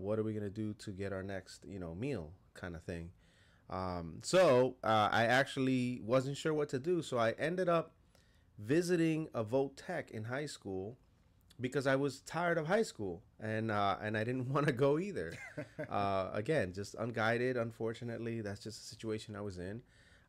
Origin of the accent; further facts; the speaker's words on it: West New York, New Jersey, United States; In North Jersey, in West New York, New Jersey. West New York, New Jersey, which is, I know it throws people off, but it's literally on the other side of the Lincoln Tunnel there